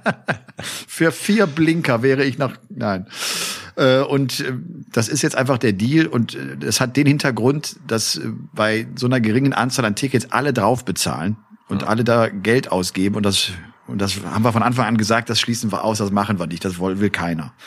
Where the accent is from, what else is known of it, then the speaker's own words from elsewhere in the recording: Rhineland, Germany; im Rheinland, in meiner Heimat